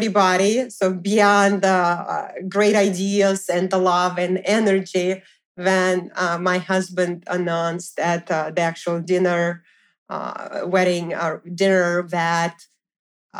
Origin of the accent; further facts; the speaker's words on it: Moscow, Russia; now in New York, United States; we also went to Moscow, Russia, so I went to visit my family and friends